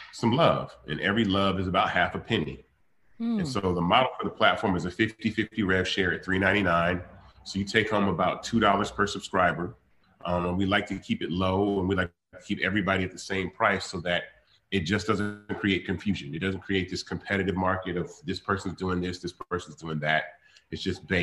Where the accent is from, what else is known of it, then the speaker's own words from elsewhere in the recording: Memphis, Tennessee, United States; I was born in Memphis